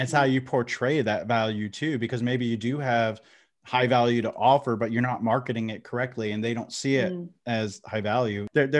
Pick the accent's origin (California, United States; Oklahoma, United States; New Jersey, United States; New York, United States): New Jersey, United States; accent: New Jersey; I'm from New Jersey. I'm in North Carolina now, but I'm from New Jersey. But I think of my accent's so watered down that the New Jerseyans don't accept me, and I'm not accepted in North Carolina as a Southerner.